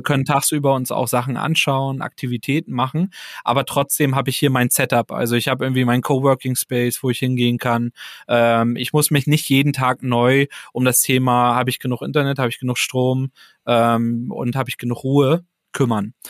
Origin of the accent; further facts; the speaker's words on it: Neubrandenburg, Mecklenburg-Vorpommern, Germany; moved away as an adult; also born or lived in Berlin; now in Rostock, Germany; ich bin gebürtiger Neubrandenburger, also von daher äh, Kind äh, aus Mecklenburg-Vorpommern auf jeden Fall.